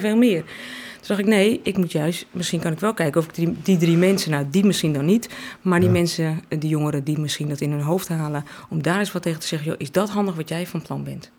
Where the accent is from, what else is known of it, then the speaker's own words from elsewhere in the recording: Alkmaar, North Holland, Netherlands; ik kom uit Alkmaar.